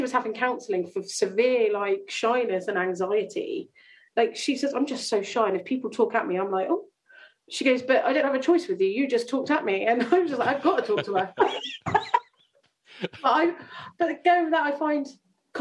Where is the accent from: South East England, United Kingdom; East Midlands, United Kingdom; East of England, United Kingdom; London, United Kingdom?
South East England, United Kingdom; Chandler's Ford; I grew up in Chandler's Ford